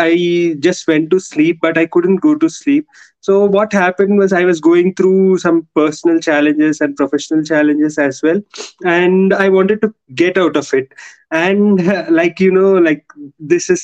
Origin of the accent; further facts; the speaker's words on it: Hyderabad, Telangana, India; I am from India.